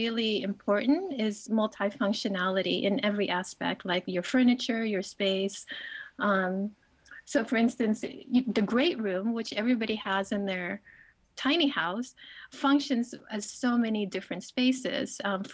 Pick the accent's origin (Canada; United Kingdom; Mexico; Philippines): Philippines; moved away; growing up in the Philippines, where I'm from a family who had really not much resources at all